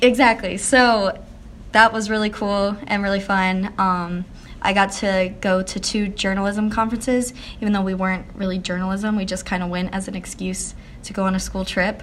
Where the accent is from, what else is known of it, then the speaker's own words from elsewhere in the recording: Harleysville, Pennsylvania, United States; I grew up in Harleysville, Pennsylvania. It's really small, like country town, about 45 minutes outside of Philly